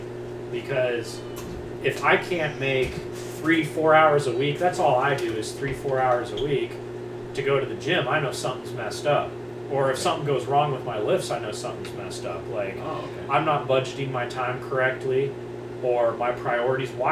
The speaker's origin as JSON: {"language": "English", "region": "Midwest", "country": "United States", "said": "I'm from the Midwest"}